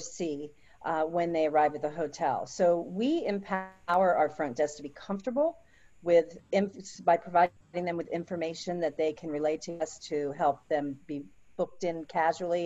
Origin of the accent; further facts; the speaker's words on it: Jupiter, Florida, United States; I was raised in a small little fishing village that really wasn't on the map and wasn't well known, and today it is, and that is Jupiter, Florida